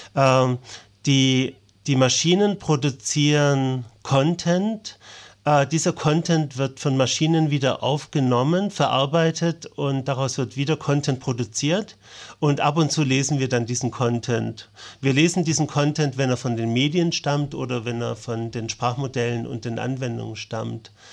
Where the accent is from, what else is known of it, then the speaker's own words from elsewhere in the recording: Ulm, Baden-Württemberg, Germany; moved away; also born or lived in Konstanz; meiner Heimatstadt